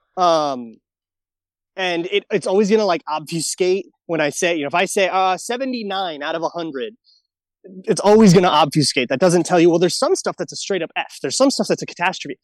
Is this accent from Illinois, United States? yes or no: no; Lakeville, Minnesota, United States; moved away as an adult; now in Los Angeles, United States; I grew up in the Lakeville Prior Lake area